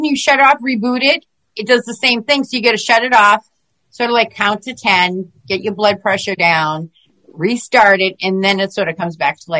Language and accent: English; Massachusetts, United States; we're from like Massachusetts.